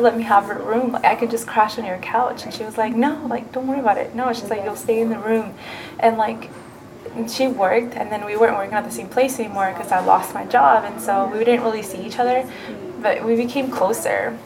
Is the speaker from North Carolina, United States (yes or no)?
yes; North Carolina, United States; first language Spanish; English is a second language; also born or lived in Mexico; we're all from North Carolina